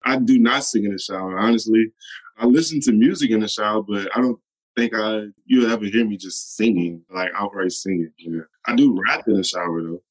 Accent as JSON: {"language": "English", "town": "New Orleans", "region": "Louisiana", "country": "United States", "tie": "born or raised there", "said": "I'm from New Orleans. You know, I never lived anywhere else"}